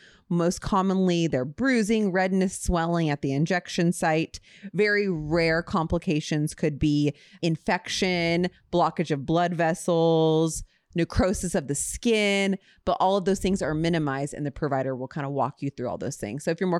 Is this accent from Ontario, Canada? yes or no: yes; Ontario, Canada; Just from Ontario. I'm a girl from Ontario.